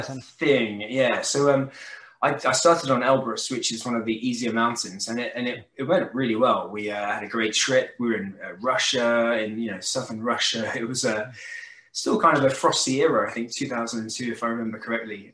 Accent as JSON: {"language": "English", "region": "south of England", "country": "United Kingdom", "tie": "born or raised there", "said": "I was an only child brought up in a, a, kind of little village in the south of England"}